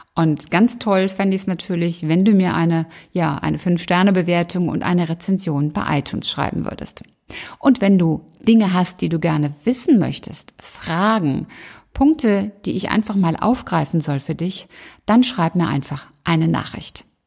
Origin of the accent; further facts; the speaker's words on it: Rhineland, Germany; accent: rheinischer Dialekt / rheinischer Singsang; So ab und an schlagen meine rheinischen Wurzeln durch.